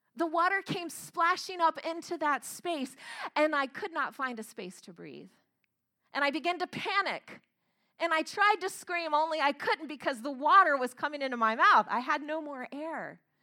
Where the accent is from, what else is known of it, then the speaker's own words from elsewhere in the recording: Florida, United States; I grew up in Florida, and I grew up very close to a lake